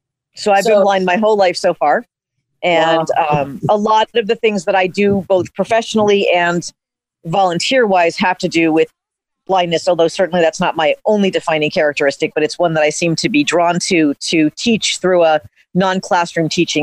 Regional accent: Connecticut, United States; I'm from Connecticut, and I'm in Connecticut now.

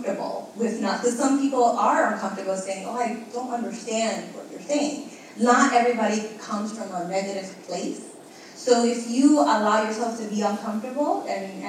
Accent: New York City, New York, United States; first language Spanish; English is a second language

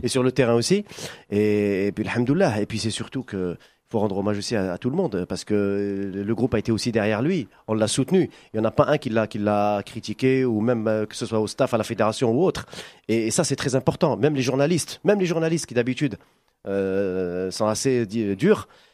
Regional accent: Algeria; on a grandi ensemble euh, en Algérie

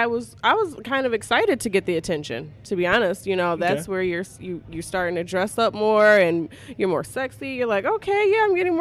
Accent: Jackson, Michigan, United States; The part that I lived in was actually, it was Michigan Center area. So, I grew up all white neighborhood.

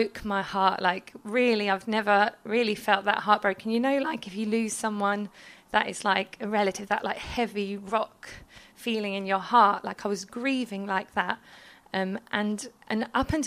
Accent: London, United Kingdom; moved away as an adult; I'm from London

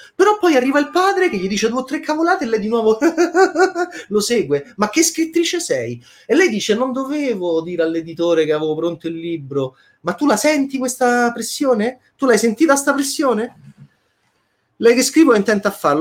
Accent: Italy; da italiano autocritico

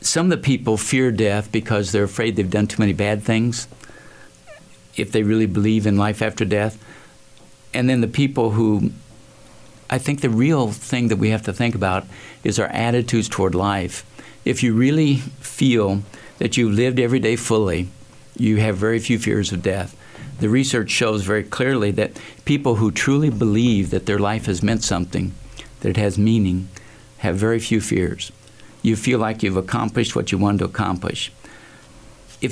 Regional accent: Muncie, Indiana, United States; I grew up in Indiana, Muncie, Indiana, which you've probably not heard of.

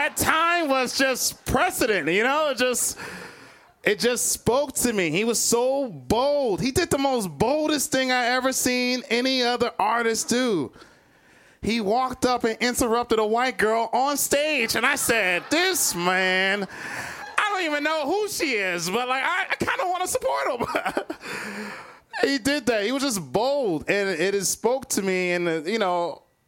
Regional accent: Cleveland, Ohio, United States; now in Chicago, United States; I'm from Cleveland, Ohio. I was born and raised in Cleveland.

